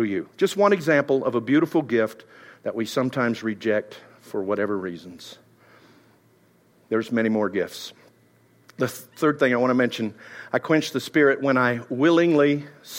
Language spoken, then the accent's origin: English; Texas, United States; I'm Texan